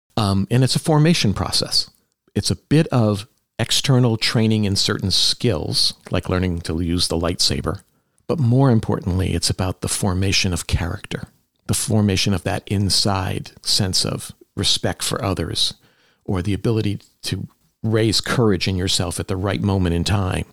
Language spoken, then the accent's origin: English; Palmer, Massachusetts, United States; also born or lived in Lenox, Massachusetts; I grew up in Western Massachusetts, mostly in Palmer